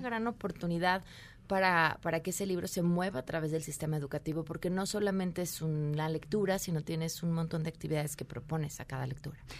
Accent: Mexico

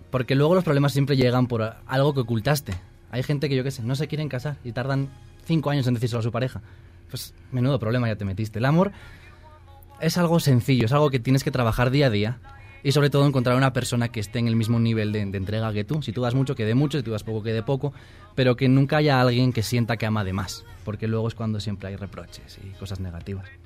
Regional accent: Asturias, Spain; now in Mexico; Soy de España, del norte, de Asturias.

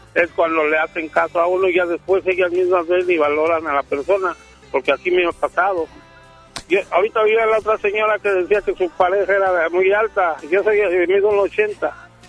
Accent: Mexico City, Mexico; moved away as an adult; also born or lived in Sinaloa / Tijuana / Cuernavaca / Zacatecas; now in Apodaca, Mexico; Yo soy chilango, pero ya tengo siete años aquí

